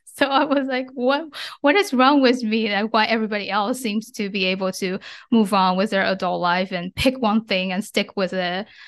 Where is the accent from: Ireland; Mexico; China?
China; moved away as an adult; now in United States; I grew up in China and I moved to the States when I was 17 for college, and I've since lived and worked here